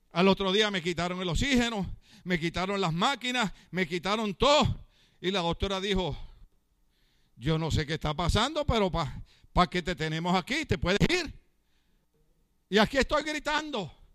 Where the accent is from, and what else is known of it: Puerto Rico; now in California, United States